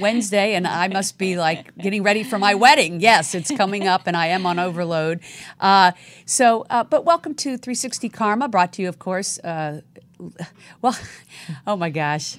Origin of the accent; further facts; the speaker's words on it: right outside DC, Virginia, United States; now in Los Angeles, United States; I was born right outside D C